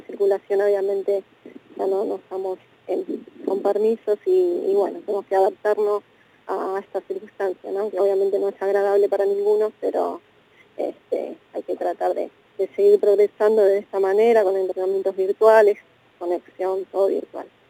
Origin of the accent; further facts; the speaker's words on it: Argentina; como argentinos